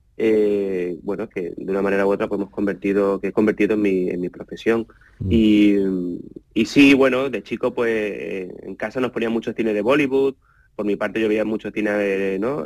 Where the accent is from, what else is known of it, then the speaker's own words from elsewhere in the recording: Málaga, Andalusia, Spain; yo soy de Málaga de toda la vida